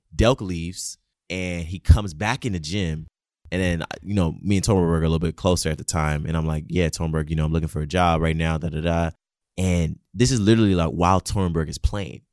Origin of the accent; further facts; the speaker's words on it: Nigeria; moved away; growing up in Nigeria